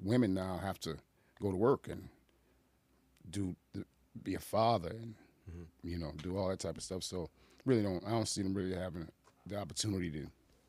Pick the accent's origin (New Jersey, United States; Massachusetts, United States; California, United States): Massachusetts, United States; Boston; also born or lived in Chicago; now in Aurora, United States; I'm originally from Boston, Massachusetts.